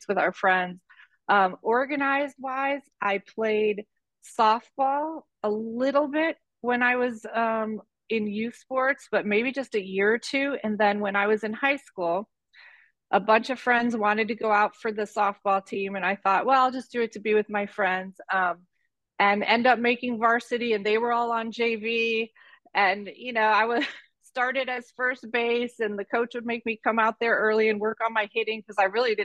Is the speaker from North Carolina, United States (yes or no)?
no; Detroit, Michigan, United States; I was born in Detroit, Michigan, and my mom was a single mom, and my brothers and I kind of ran around the streets of Detroit and played a lot of sports